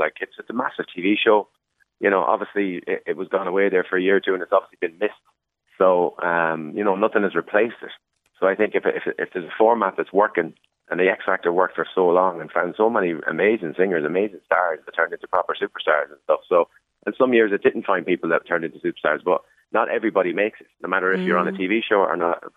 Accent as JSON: {"language": "English", "town": "Sligo", "region": "Connacht", "country": "Ireland", "tie": "born or raised there", "said": "growing up in Sligo"}